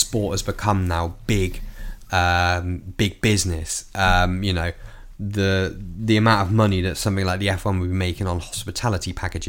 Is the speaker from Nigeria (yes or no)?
no; United Kingdom; as a British person, I'm very proud of Team GB.